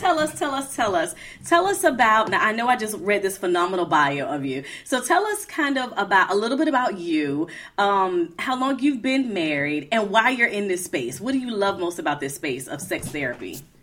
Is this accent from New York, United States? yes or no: no; Florida, United States; moved away; We were from Florida originally.